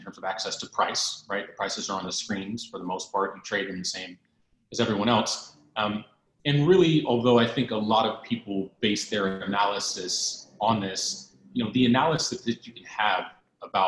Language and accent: English; California, United States; moved away as an adult; also born or lived in London; I'm from California